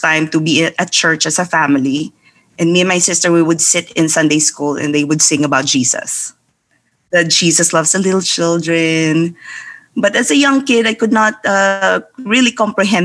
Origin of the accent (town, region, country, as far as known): Philippines; born or raised there